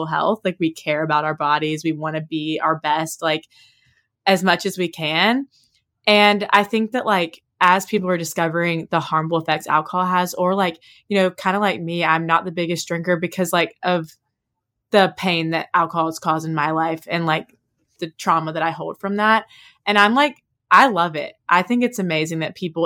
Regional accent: Oxford, Mississippi, United States; we grew up like in Oxford, like we said, where drinking was so normal

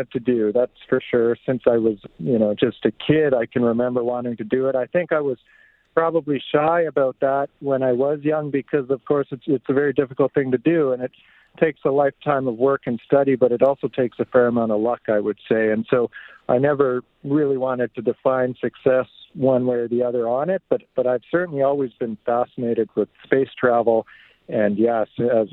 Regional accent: Two Hills, Alberta, Canada; also born or lived in Fort Saskatchewan, Alberta; I was born in Fort Saskatchewan, but I grew up mostly on a farm east of there, so by Two Hills. I went to school in Two Hills.

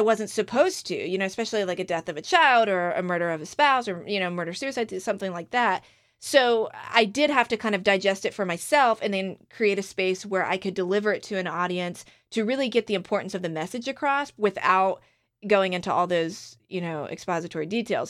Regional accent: Outer Banks of North Carolina, United States; my hometown in the Outer Banks of North Carolina

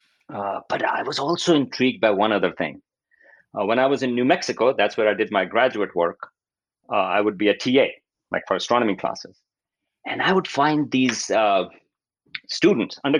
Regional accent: Pakistan; moved away; I grew up in Pakistan

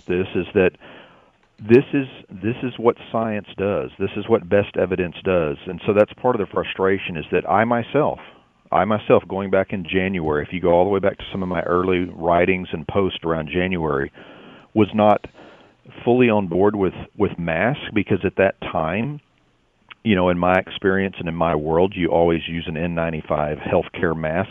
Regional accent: Texas, United States; my home state

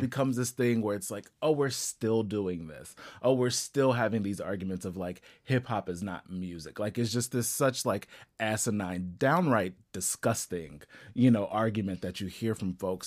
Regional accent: Ohio, United States; I'm actually from Ohio

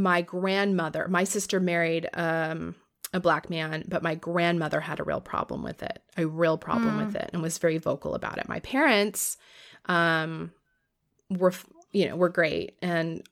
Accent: Florida, United States; I grew up in Florida

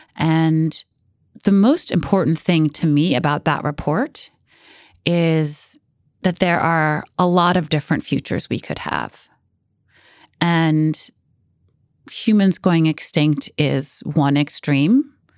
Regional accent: New York City, New York, United States; I grew up in Brooklyn and I never thought I lived in a coastal city.

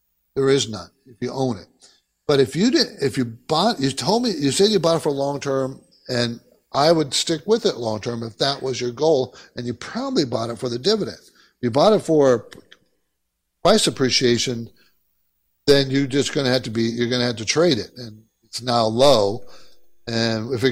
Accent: Southern California, United States; also born or lived in New York; I grew up in California, Southern California. And it's pretty laid back here

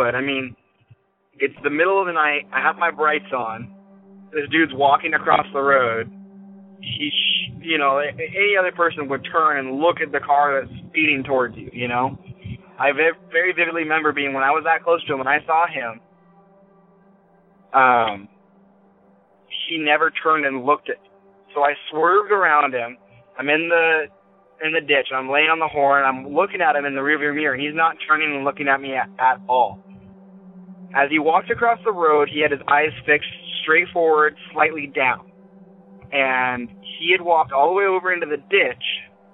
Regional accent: near East Wenatchee, Washington, United States; I'm from Washington, and I live in this little area. There's a town called East Wenatchee, and it's pretty big to me because I grew up on top of a mountain that's right nearby

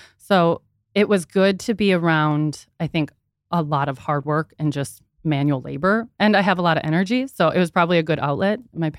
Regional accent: Minneapolis, Minnesota, United States; I grew up in Minneapolis.

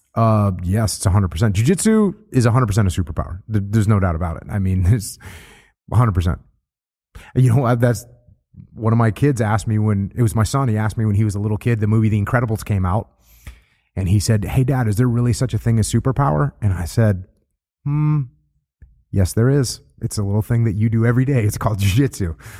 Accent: New England, United States; moved away; I grew up surfing in New England, and it's freezing cold

